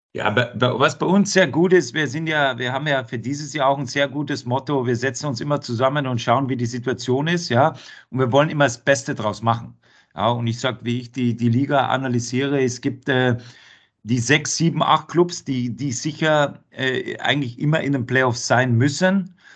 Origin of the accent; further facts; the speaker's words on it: Bavaria, Germany; also born or lived in Duisburg / Cologne / Krefeld; now in Frankfurt, Germany; Wo ich herkomme, in Bayern